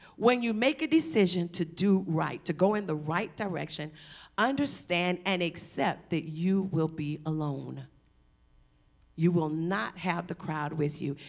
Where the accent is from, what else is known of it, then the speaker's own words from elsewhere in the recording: Savannah, Georgia, United States; moved away as an adult; also born or lived in California; I'm from Savannah